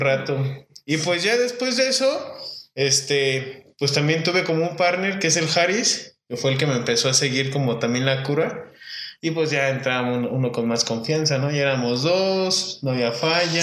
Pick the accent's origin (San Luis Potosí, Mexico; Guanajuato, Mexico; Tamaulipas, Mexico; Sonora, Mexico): Guanajuato, Mexico; Irapuato; mi pueblo, Irapuato, Guanajuato